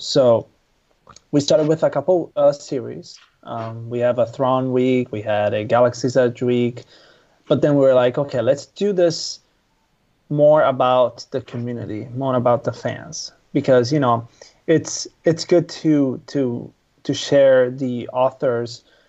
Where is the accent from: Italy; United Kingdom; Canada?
Italy; moved away; I'm originally from Italy.